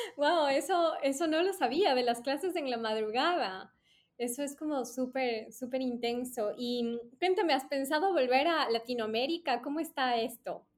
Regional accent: Ecuador; les decía Ecuador

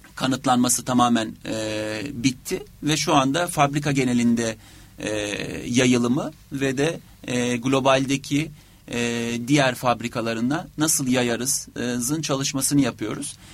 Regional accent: Turkey; biz Türkler olarak

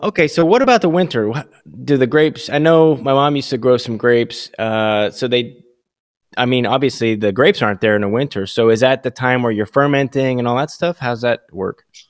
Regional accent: Williamsport, Pennsylvania, United States; also born or lived in Las Vegas, Nevada; now in Delaware, United States; I'm actually from Upper Pennsylvania, Williamsport

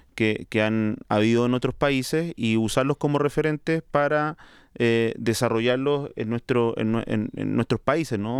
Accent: Chile; accent: chilombiano; now in Colombia; soy chileno, si no lo notan con mi acento, eh, chilombiano, porque vivo en Colombia

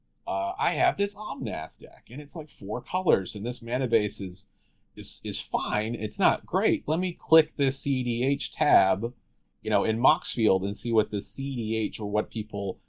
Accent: North Carolina, United States; I'm from North Carolina

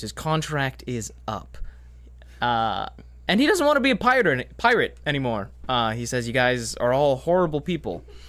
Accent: Massachusetts, United States; moved away as an adult; now in Madison, United States; I'm from Massachusetts, uh, where I did school and was raised and born

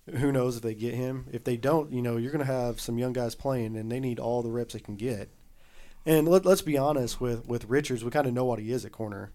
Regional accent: the South, United States; we grew up in the South.

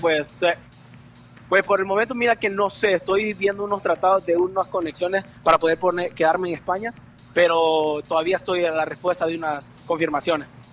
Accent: Santa Rosa de Lima, La Unión, El Salvador; now in Spain; por honrar el pueblo de donde yo nací y honrar digamos de donde son mis padres

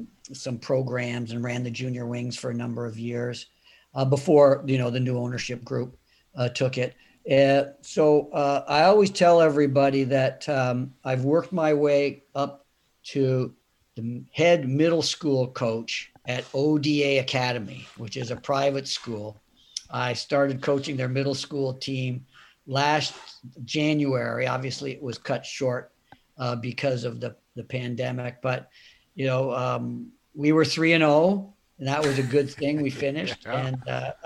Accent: St. Catharines, Ontario, Canada; also born or lived in Ithaca / Philadelphia; now in Florida, United States; where we grew up in St. Catharines, we grew up in the Armenian section of town

